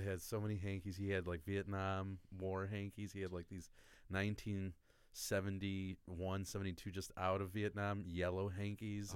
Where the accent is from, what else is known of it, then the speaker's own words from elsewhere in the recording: Bridgeview, Illinois, United States; also born or lived in Tinley Park, Illinois; I grew up in Bridgeview.